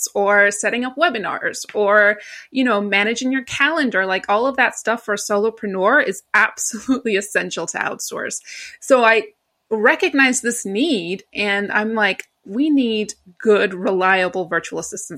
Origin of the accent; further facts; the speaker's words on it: New York, United States; I am not from London, and my voice gives it away. I am actually from New York. Well, my family is originally Greek, but I was born and raised in New York.